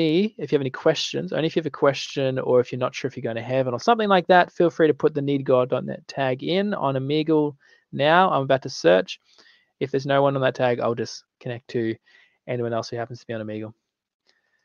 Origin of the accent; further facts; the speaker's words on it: Australia; I'm from Australia.